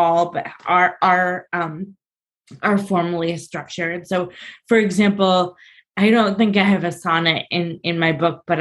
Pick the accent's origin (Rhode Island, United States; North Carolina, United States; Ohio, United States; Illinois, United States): Illinois, United States; Chicago; now in New Jersey, United States; I'm originally from Chicago